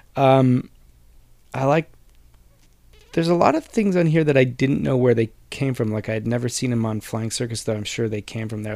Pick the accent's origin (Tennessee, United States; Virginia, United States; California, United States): California, United States; Whittier; we grew up together in Whittier